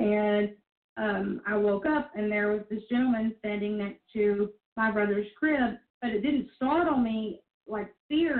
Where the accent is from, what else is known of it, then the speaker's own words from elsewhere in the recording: Northeast Mississippi, United States; in my hometown, there was like 700 people